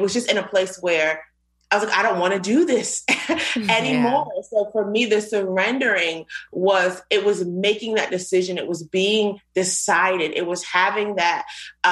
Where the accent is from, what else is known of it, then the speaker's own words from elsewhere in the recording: Virginia, United States; also born or lived in Queens, New York; I was born in Queens, New York. I moved to Virginia a couple of years later